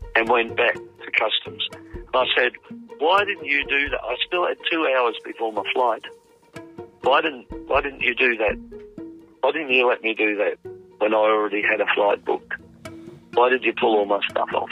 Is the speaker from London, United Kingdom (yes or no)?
no; Wales, United Kingdom; now in Australia; I'm Welsh